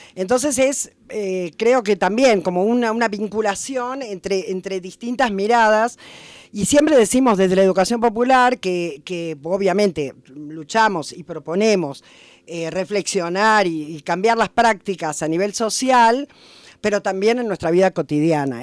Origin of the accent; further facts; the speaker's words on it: Buenos Aires, Argentina; accent: porteño; moved away as an adult; now in Catamarca, Argentina; Sí, soy de Buenos Aires, claramente porteña, en mi, en mi acento y en mis ritmos.